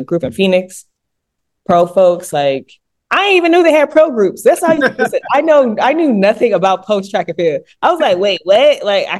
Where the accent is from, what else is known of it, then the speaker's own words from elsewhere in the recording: Sierra Leone; it's for the fact that I was representing my home country.